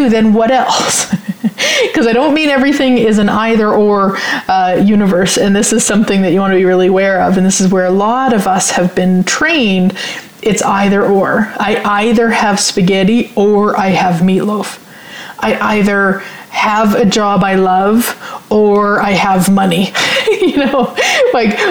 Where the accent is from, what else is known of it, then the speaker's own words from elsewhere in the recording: Saskatchewan, Canada; now in Sherwood Park, Canada; a surefire sign that I'm from Saskatchewan when I say supper.